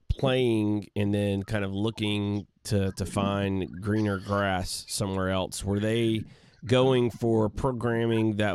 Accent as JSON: {"language": "English", "region": "England", "country": "United Kingdom", "tie": "born or raised there", "said": "growing it growing up in England and and having the the opportunity to play in the Blackburn Rovers Academy."}